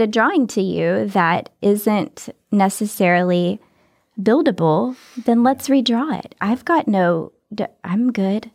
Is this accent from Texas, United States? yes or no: yes; Texas, United States; moved away; I'm not from Hollywood. I'm from Texas